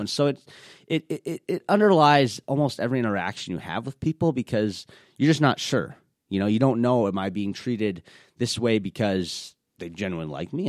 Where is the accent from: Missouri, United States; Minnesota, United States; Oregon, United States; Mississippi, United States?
Minnesota, United States; I was born here in Minnesota